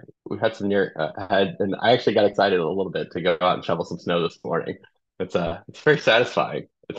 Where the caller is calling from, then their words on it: New Jersey, United States; I'm calling in from my home in New Jersey, and I'm just outside of New York.